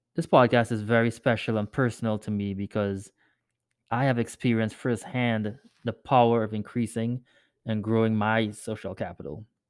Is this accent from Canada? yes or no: no; Trinidad & Tobago; moved away as an adult; now in United States; I grew up in Trinidad and moved to the U S after high school